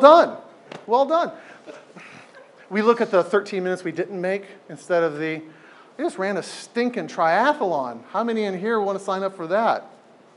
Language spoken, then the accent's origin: English; San Diego, California, United States; now in Portland, United States; I grew up in San Diego